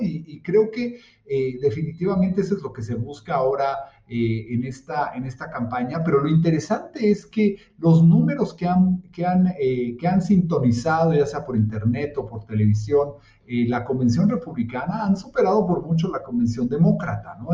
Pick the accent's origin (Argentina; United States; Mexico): United States; yo como americano